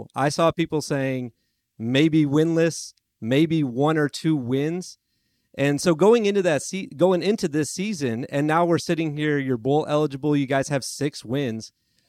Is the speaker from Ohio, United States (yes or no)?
no; Detroit, Michigan area, United States; I'm from the Detroit, Michigan area. Not Detroit, but I'm from the Michigan area